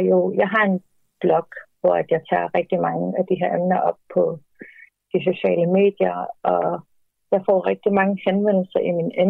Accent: Greenland; der er rigtig mange grønlændere, som det går rundt med en følelse af, at vores eget land er ikke til for os.

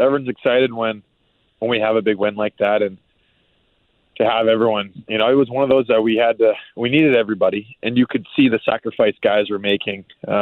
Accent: Maine, United States; moved away; I grew up in Maine.

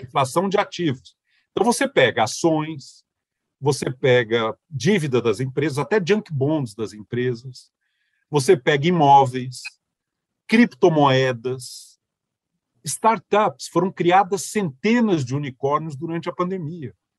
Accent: Brazil; como brasileiro

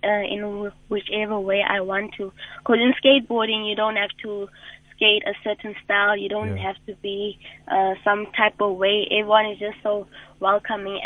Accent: Kimberley, Northern Cape, South Africa; I come from Kimberley

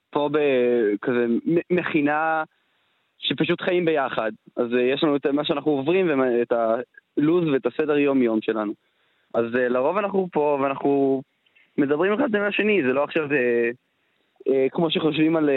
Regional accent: Zikhron Ya'akov, Haifa District, Israel; אני מזיכרון יעקב.

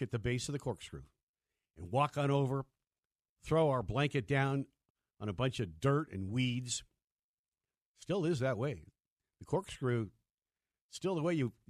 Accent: United States; now in Colorado, United States; Growing up in Lake Tahoe

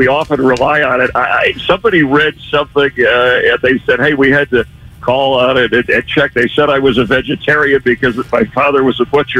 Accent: North Miami, Florida, United States; born there; I was born in 1959 in Miami, well, North Miami, towards Fort Lauderdale, Florida.

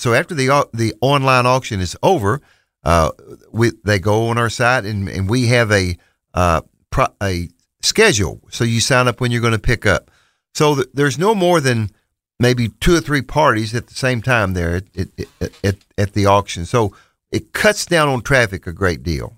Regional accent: Bootheel of Missouri, United States; moved away; We're originally from Missouri. Terry and I are from the boot heel of Missouri

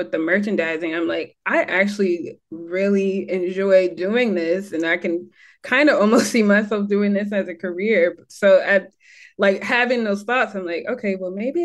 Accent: Michigan, United States; accent: American; moved away as an adult; also born or lived in North Carolina; now in Bermuda; I'm from Michigan

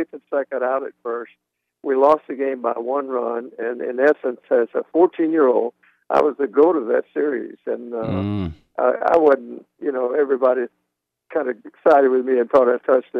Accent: Sumter, South Carolina, United States; my hometown of Sumter, South Carolina

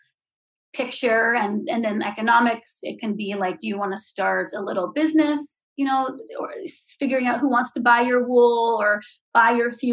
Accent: California, United States; moved away as an adult; also born or lived in Ventura, California; growing up in California in apartments

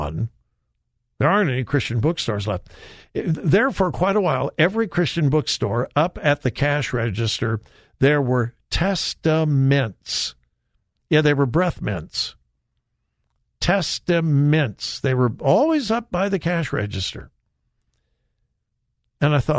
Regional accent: Southern California, United States; I grew up in Southern California

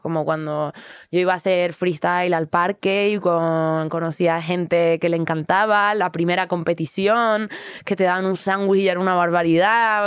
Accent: Canary Islands, Spain; soy canaria, entonces tengo este flow tranquilito

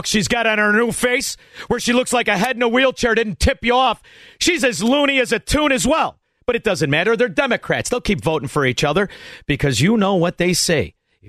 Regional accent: Chicago, Illinois, United States; I'm from Chicago

